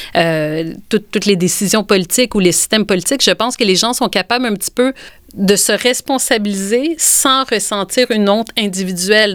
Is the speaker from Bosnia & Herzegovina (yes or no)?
no; Quebec, Canada; notre identité en tant que Québécois